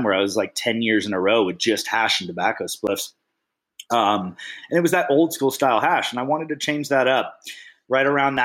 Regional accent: Bay Area, California, United States; moved away; I grew up in the Bay Area. About half my life spent in the Bay Area

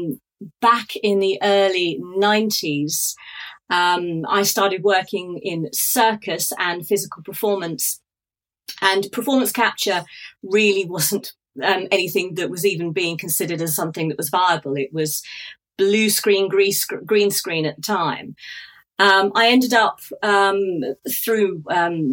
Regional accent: Norfolk, East of England, United Kingdom; I grew up in Norfolk in the United Kingdom

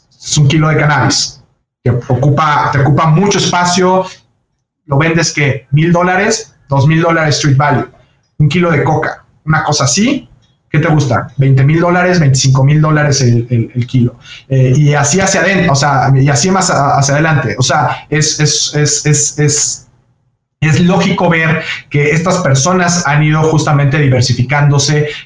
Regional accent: Mexico; lograr poder exportar lo que nosotros hacemos como mexicanos, como el tequila, ¿no?

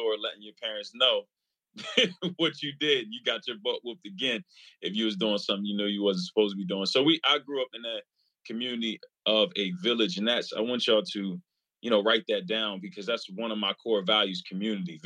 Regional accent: New Jersey, United States; also born or lived in Pittsburgh, Pennsylvania; I grew up in New Jersey

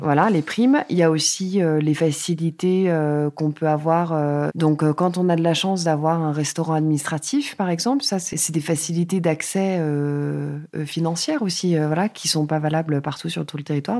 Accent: Paris region, Île-de-France, France; also born or lived in Hauts-de-Seine; je suis née dans le 92, j'ai vécu dans le 78, donc dans des banlieues euh, bourgeoises, on va dire, de la région parisienne

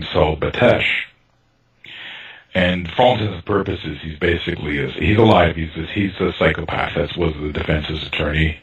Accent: Toronto, Ontario, Canada; I grew up in North Toronto, quite far from downtown

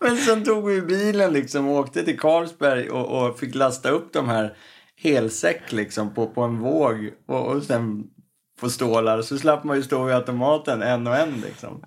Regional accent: Stockholm, Stockholm County, Sweden; uppväxten i Örnsberg, där jag växte upp

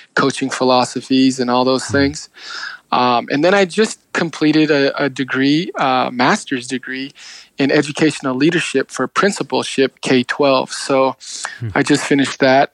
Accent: Page, Arizona, United States; moved away as an adult; now in Chinle, United States; I was from Page

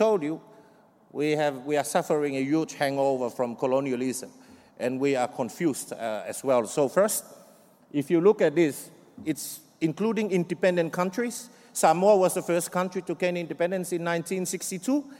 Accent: Fiji; I'm from Fiji

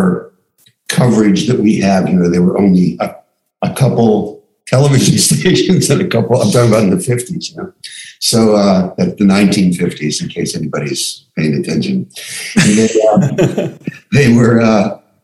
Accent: Miami Beach, Florida, United States; born or raised there; also born or lived in Pittsburgh, Pennsylvania; now in Santa Monica, United States

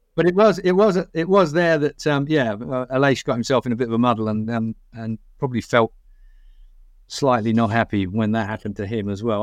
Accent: England, United Kingdom; we're English

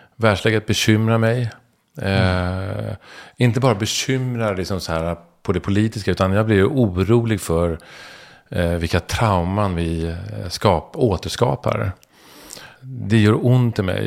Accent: Stockholm, Stockholm County, Sweden; jag är stockholmare, söderkis.

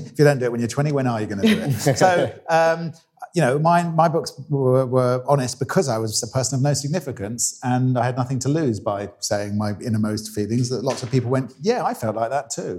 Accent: Maidenhead, South East England, United Kingdom; moved away; I stood in 2001 in my hometown.

